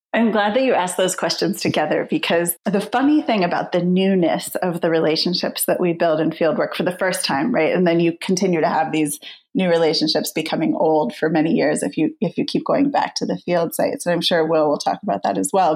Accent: United States; moved away; also born or lived in United Kingdom; I was coming from the UK, I'm originally American

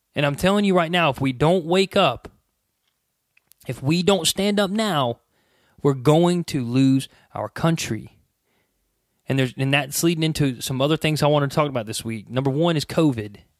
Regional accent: United States; we as the American people

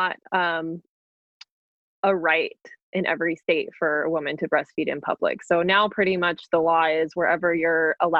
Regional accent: New Mexico, United States; moved away as an adult; the area that I grew up in New Mexico.

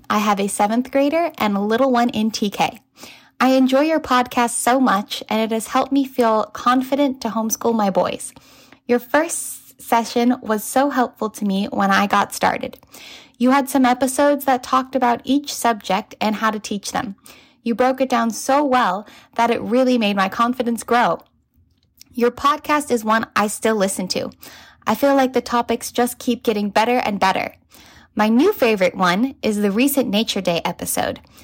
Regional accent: California, United States; I'm from California

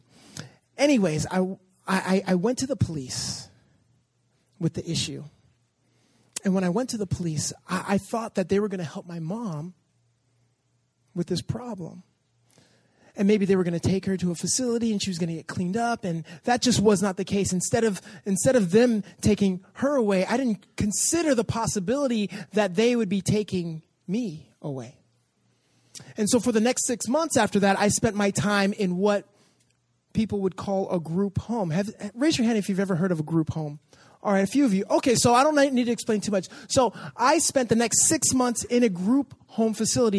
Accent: Los Angeles, California, United States; I grew up in Canoga Park, or Woodland Hills area

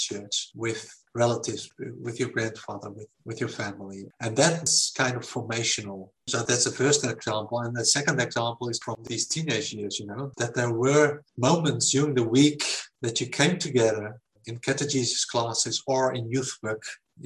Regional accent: Netherlands; I was raised in the Netherlands in what you can call a simple Christian family

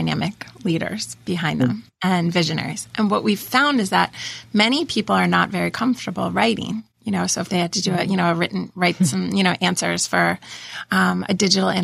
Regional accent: Pennsylvania, United States; moved away; also born or lived in Delaware; I grew up in Pennsylvania.

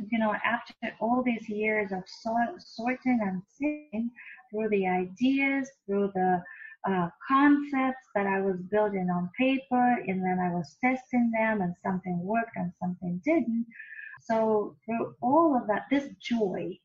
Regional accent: Russia; moved away; I was born and raised in another country. I was born and raised in Russia.

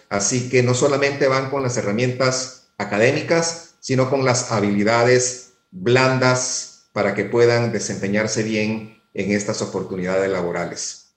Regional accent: Panama; los jóvenes y los empleados panameños seamos también competitivos y productivos

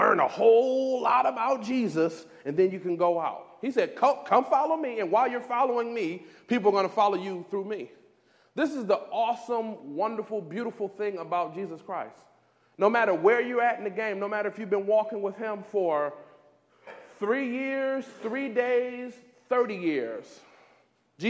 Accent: Detroit, Michigan, United States; moved away; I'm from Detroit

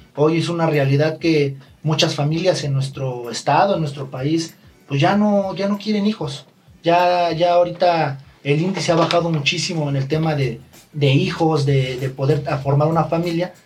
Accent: Ixtapaluca, State of Mexico, Mexico; Yo soy del municipio de Ixtapaluca

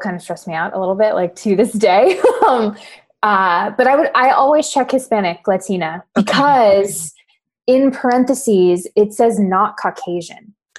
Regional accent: Paraguay; born there; Like I was born in Paraguay.

